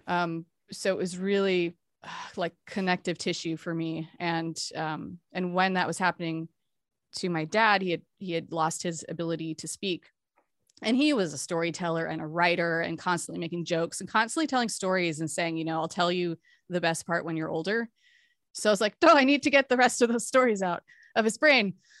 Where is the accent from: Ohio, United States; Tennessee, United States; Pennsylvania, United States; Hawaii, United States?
Hawaii, United States; I grew up in Hawaii too